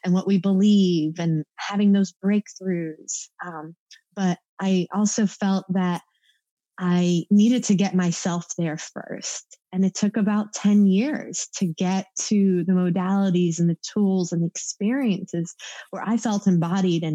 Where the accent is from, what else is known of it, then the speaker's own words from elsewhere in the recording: East Coast, United States; growing up on the East Coast